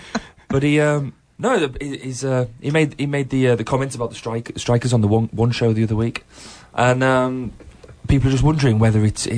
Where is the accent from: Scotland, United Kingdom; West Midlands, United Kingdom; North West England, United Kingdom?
North West England, United Kingdom; Carlisle; moved away; I'm from Carlisle.